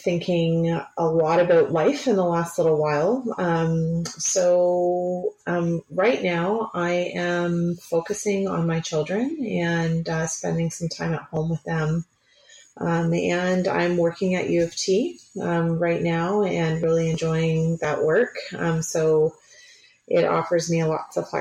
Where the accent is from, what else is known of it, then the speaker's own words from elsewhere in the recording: Picton, Ontario, Canada; I grew up in Picton, which is a small town of about 5,000 people, just sort of southwest of Kingston.